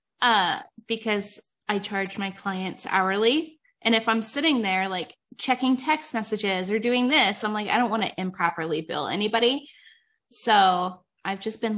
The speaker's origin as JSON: {"language": "English", "region": "Ohio", "country": "United States", "moved": "as an adult", "lives_now": "Nevada, United States", "said": "I'm from Ohio and I moved out here."}